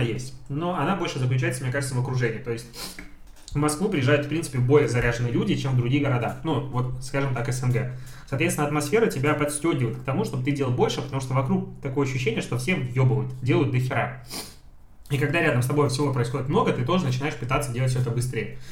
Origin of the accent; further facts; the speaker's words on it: Belarus; я белорус